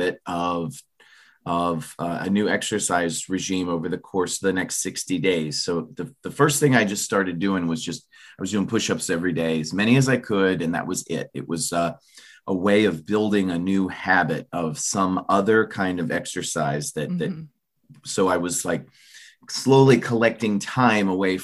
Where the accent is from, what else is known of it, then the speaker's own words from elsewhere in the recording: Florida, United States; I grew up in Florida